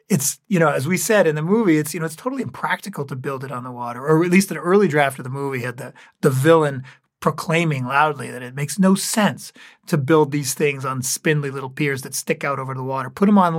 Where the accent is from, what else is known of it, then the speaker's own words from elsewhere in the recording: New England, United States; I grew up in towns in New England that had little amusement parks.